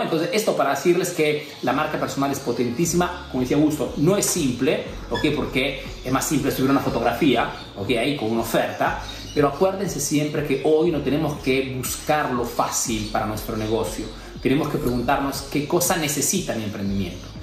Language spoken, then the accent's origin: Spanish; Peru; now in Italy; soy peruano que vivo en Italia